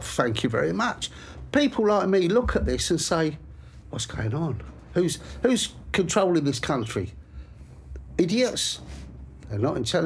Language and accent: English; England, United Kingdom; this is my country. I'm an Englishman.